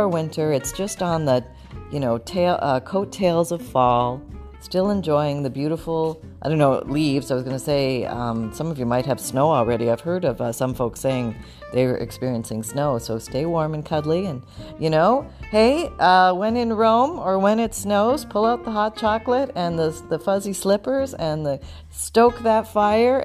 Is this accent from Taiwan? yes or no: no; Canada; now in Florida, United States; I was born in Canada